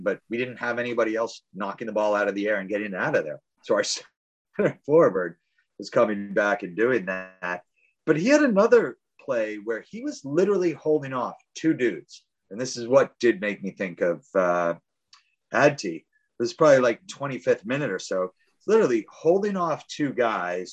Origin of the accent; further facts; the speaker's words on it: United States; as an American